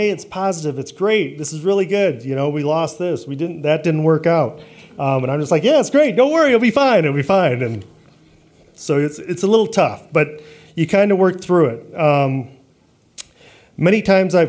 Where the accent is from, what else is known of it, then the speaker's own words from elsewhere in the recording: Traverse City, Michigan, United States; moved away as an adult; also born or lived in Detroit / Long Island / Texas; growing up in Traverse City